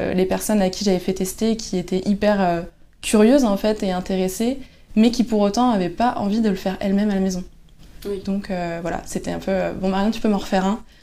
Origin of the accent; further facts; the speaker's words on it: Lannion, Brittany, France; Je suis originaire de Lannion.